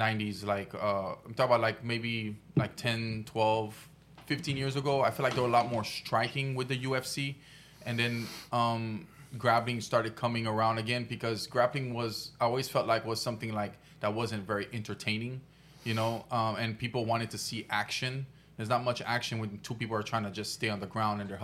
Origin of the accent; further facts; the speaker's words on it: Haiti; I grew up in Haiti